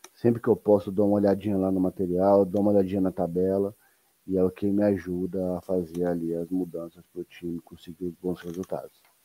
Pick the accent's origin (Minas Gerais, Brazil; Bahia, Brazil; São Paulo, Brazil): São Paulo, Brazil; Eu sou de São Paulo, cara. A gente que, a gente que nasce em São Paulo, nós somos educados para trabalhar